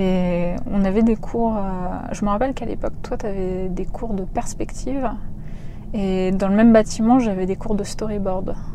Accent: a small village near Warsaw, Masovian Voivodeship, Poland; moved away; also born or lived in Paris; je suis née en Pologne hmm. en 1987, très exactement, dans un petit village près de Varsovie

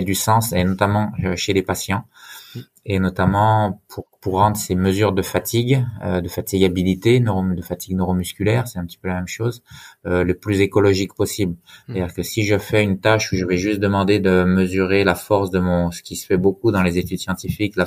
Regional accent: Haut-Jura, Bourgogne-Franche-Comté, France; moved away as an adult; also born or lived in Besançon / Lyon; je suis originaire du Jura, du Haut-Jura, et j'en suis fier

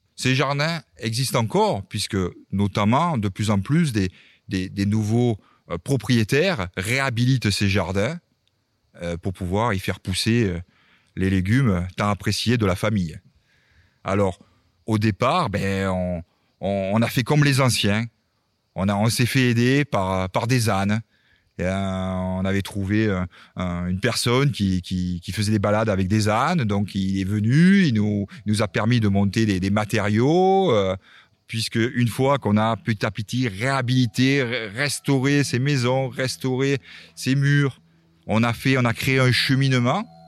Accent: Béziers area, Occitania, France; accent: southern; also born or lived in Cévennes / Montpellier; je suis arrivé dans le Biterrois dans les années 70, hein, puisque mes parents étaient, ont été mutés dans le Biterrois. Donc c'est pour ça que j'ai pris un peu cet accent euh, du sud

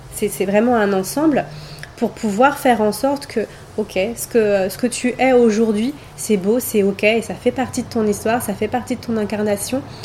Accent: Paris, Île-de-France, France; moved away as an adult; now in Côte d'Azur, France; j'ai passé 36 ans de ma vie euh, sur Paris.

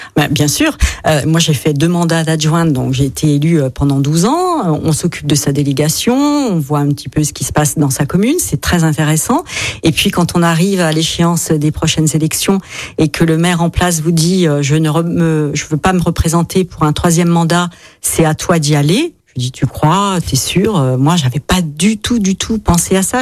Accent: Eastern France, Grand Est, France; also born or lived in Paris; now in Saint-Didier-au-Mont-d'Or, France; Moi, je suis originaire de l'Est de la France. Toute ma famille est lorraine. Euh, ou des Vosges ou de la Meurthe-et-Moselle

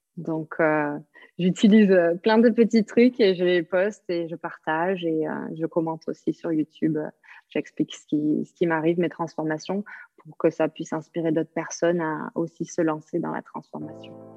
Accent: south-west France, France; moved away as an adult; also born or lived in New Zealand; now in Bali, Indonesia; je viens du sud-ouest de la France, donc on prononce le S

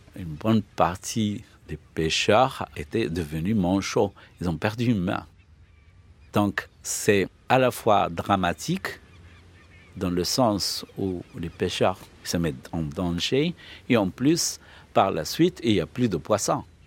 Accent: Fes, Fès-Meknès, Morocco; moved away as an adult; now in Al Hoceima, Morocco; Je suis né à Fès, mais j'ai été affecté comme professeur euh, SVT dès 87

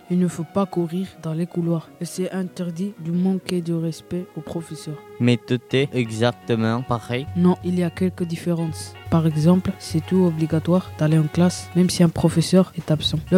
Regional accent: Kenitra, Rabat-Salé-Kénitra, Morocco; also born or lived in Spain; Je viens d'Espagne, mais je suis d'origine marocaine. C'est où le Maroc Le Maroc est un pays d'Afrique du Nord. Il est juste en dessous de l'Espagne. Tu viens d'où au Maroc Je viens de Kenitra.

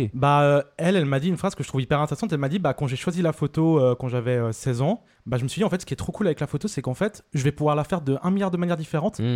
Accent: Vevey, Vaud, Switzerland; je viens de Vevey, je suis né à Vevey.

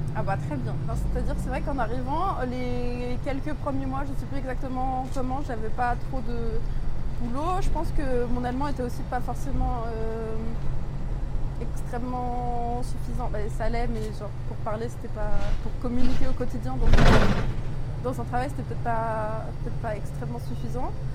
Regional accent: Suresnes, Île-de-France, France; J'ai grandi à Suresnes, dans le 92

